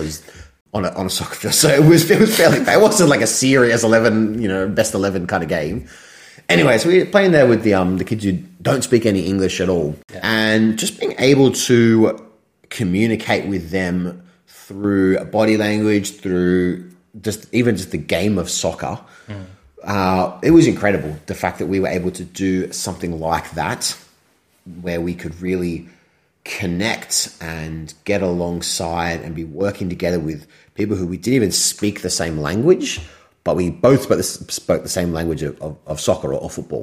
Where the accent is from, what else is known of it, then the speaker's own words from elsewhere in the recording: Australia; I'm Australian, Australian descent, but there's some European way back there